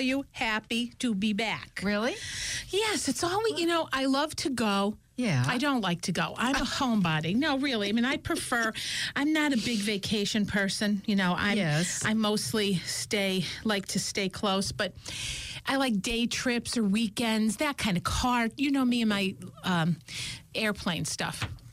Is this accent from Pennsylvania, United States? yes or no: yes; Scranton, Pennsylvania, United States; we're from Scranton, Pennsylvania